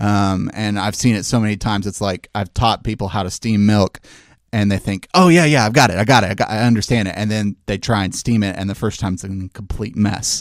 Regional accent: Memphis, Tennessee, United States; I've born and raised in Memphis

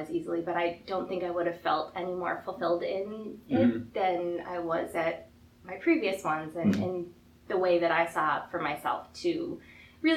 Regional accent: Buffalo, New York, United States; we're from Buffalo

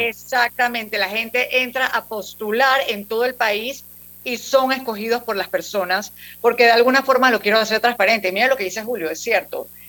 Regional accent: Panama; como panameños

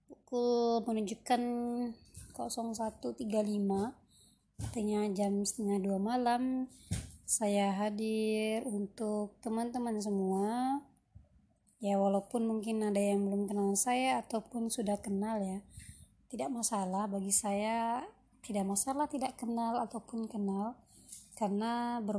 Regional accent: Pariaman, West Sumatra, Indonesia; also born or lived in Curup, Indonesia; now in Central Java, Indonesia; Nah, saya aslinya Minang, Sumatera Barat ya, Pariaman Orang tua saya asli darah Minang dan kami bersaudara. Saya bersaudara sembilan.

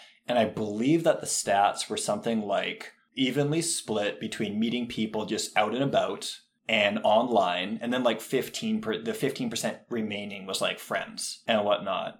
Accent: Alberta, Canada; I grew up in Alberta

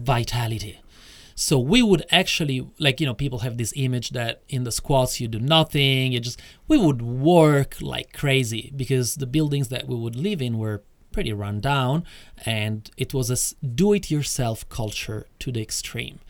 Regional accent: Rome, Lazio, Italy; moved away as an adult; also born or lived in Acquapendente; I grew up in Rome, etc., etc., until I was 24

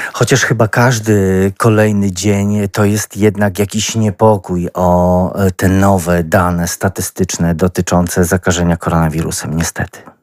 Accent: Lublin Voivodeship, Poland; my my, y, mieszkańcy, y, jakoś się wyróżniamy na tle y, kraju, że tutaj u nas na Lubelszczyźnie

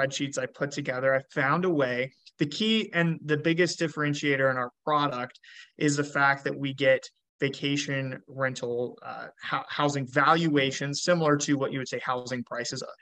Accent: Georgia, United States; moved away as an adult; now in Buffalo, United States; I came from the South. I grew up in Georgia, and, I moved, to Buffalo about 5 years ago.

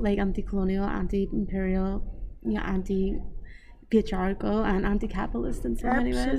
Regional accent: Northern Ireland, United Kingdom; I'm from Northern Ireland

